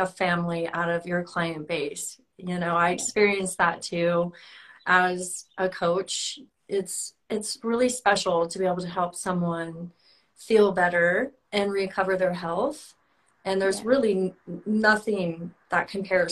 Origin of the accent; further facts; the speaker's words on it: San Diego, California, United States; moved away; that's where I'm from, my hometown, and I'm going to be moving back there